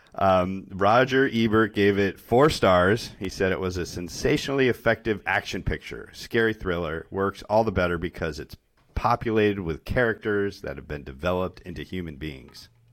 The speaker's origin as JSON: {"language": "English", "region": "Connecticut", "country": "United States", "tie": "born or raised there", "said": "growing up in Connecticut"}